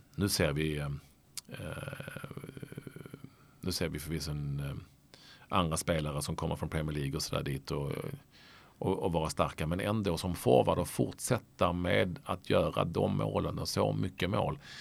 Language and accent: Swedish; Malmö, Skåne, Sweden; accent: Scanian; jag är från Lindängen, det är typ samma getto liksom, eller getto, getto, det är samma typ av uppväxtstil. Jag, hade uppväxt, jag är uppväxt med massor med ex-jugoslaver